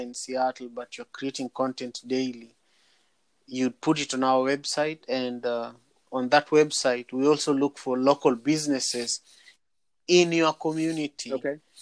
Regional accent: Kenya; moved away; I'm from Manyata

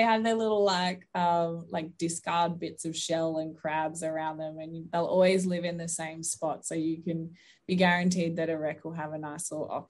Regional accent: Western Australia, Australia; moved away as an adult; also born or lived in Victoria; now in Queensland, Australia; growing up in Western Australia, it doesn't snow over there

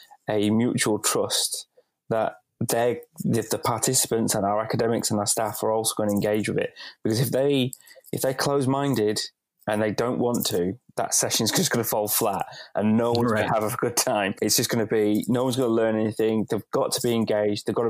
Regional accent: Bradford, Yorkshire and the Humber, United Kingdom; moved away; also born or lived in Wolverhampton; I'm originally from Bradford, from up north

